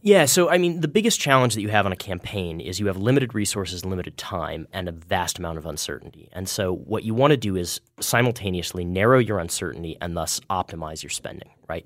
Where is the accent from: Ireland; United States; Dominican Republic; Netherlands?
United States; Kansas; my home state, the state of Kansas